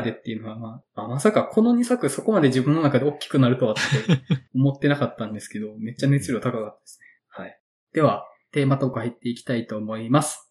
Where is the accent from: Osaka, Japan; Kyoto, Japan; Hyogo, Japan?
Hyogo, Japan; Awaji Island; 僕の地元の淡路島のスモトリオンって映画館